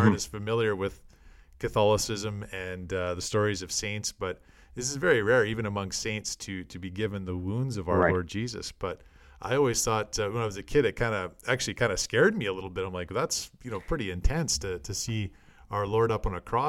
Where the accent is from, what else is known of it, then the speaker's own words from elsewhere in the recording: Canada; as us Canadian listeners would know, Guy Lafleur, great Montreal Canadian.